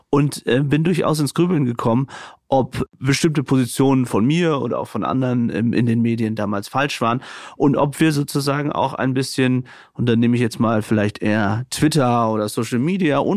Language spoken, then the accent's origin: German; Syria; Also ja, als Syrer mit einem syrischen Background ähm, fand ich das ähm, wirklich toll, muss ich sagen